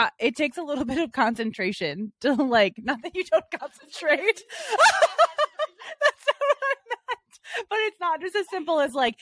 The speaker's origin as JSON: {"language": "English", "region": "Northeast Ohio", "country": "United States", "accent": "Northeast Ohio", "moved": "yes"}